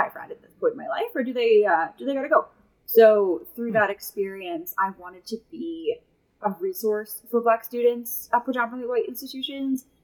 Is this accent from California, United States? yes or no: no; New York, United States; I'm from New York.